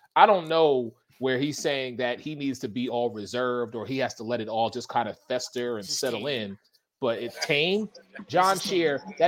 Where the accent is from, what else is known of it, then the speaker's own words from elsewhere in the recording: Philadelphia, Pennsylvania, United States; now in Florida, United States; I'm originally from Philly